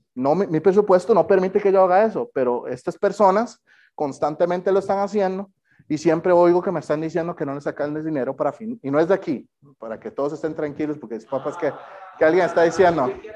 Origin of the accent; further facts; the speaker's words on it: Costa Rica; soy de Costa Rica